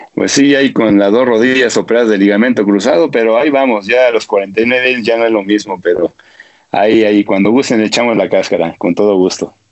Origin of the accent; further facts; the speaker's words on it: Toluca, State of Mexico, Mexico; soy gente de Toluca